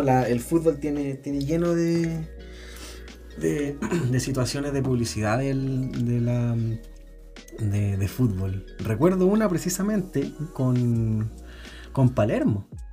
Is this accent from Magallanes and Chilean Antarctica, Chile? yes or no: no; Tocopilla, Antofagasta, Chile; somos de hincha de pequeño, po, weón, de niño, de Tocopilla